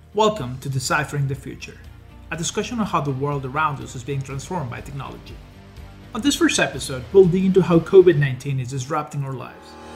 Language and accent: English; Mexico City, Mexico; I come from Mexico City